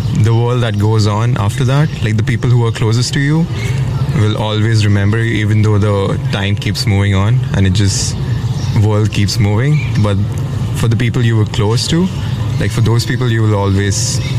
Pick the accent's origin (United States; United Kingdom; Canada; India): India; English is a second language; Maybe because I'm from India and Hindu religion, so maybe I'll be reincarnated again, probably.